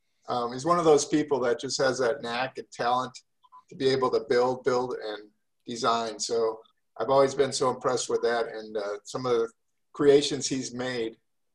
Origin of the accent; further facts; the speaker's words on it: Wisconsin, United States; now in Arizona, United States; we're both from Wisconsin